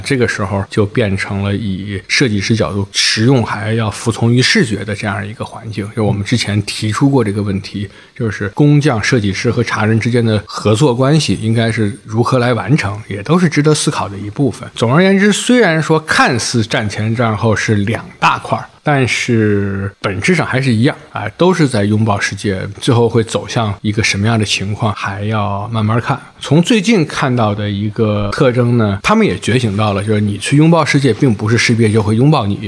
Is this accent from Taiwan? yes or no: no; China; 我们中国人还说它干嘛呀？